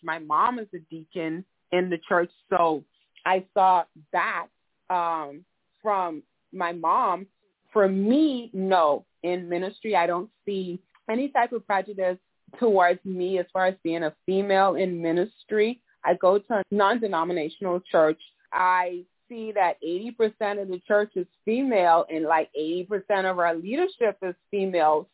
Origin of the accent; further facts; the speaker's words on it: Nassau, New Providence, Bahamas; now in South Florida, United States; I was born and raised in Nassau, Bahamas.